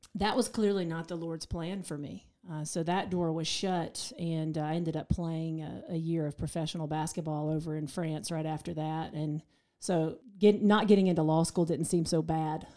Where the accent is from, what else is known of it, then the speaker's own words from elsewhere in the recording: Waynesville, North Carolina, United States; now in Asheville, United States; I grew up in Waynesville, about thirty minutes from here.